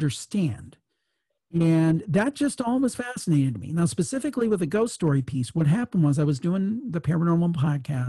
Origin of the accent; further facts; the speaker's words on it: Ohio, United States; I was from Ohio, so I grew up, I'm a city boy.